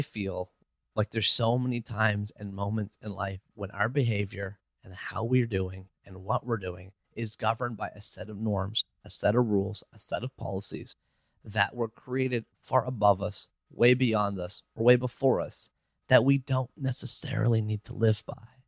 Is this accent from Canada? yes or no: yes; Canada; I'm Canadian. I live in Toronto